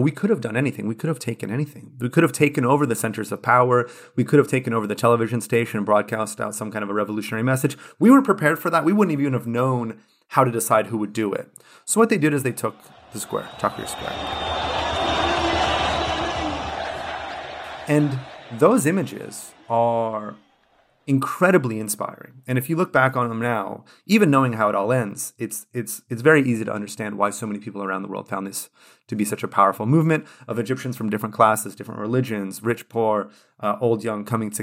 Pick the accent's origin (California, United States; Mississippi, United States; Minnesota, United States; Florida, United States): California, United States; California, my home state